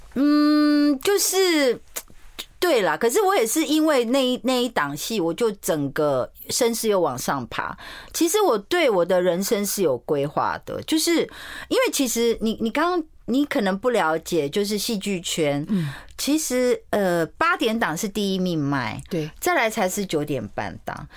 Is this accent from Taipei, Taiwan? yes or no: yes; Taipei, Taiwan; first language Mandarin; also born or lived in Tainan; 我在三十岁之前是不会讲台语，虽然我是台南人，可是因为我从小在台北长大，我就是在台南医院出生，我爸妈就到台北来哦